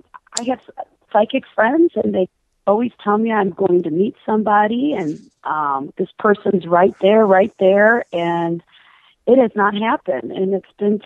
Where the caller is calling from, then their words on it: Phoenix, Arizona, United States; also born or lived in St. Louis; I'm calling from Phoenix, Arizona, although my number is a St. Louis number.